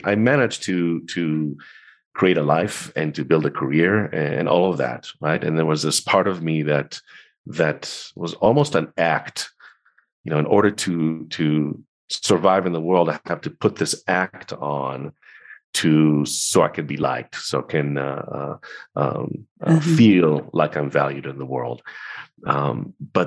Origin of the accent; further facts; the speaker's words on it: Tel Aviv, Tel Aviv District, Israel; I grew up in Tel Aviv in Israel